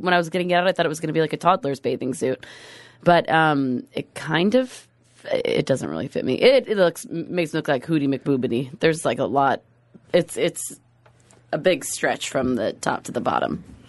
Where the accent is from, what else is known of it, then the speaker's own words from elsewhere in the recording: Washington, United States; moved away; I am from Washington State.